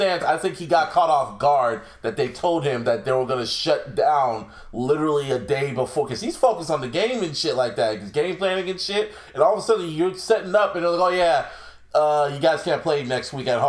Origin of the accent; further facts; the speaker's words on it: Santa Clara, California, United States; I was born in Santa Clara, though.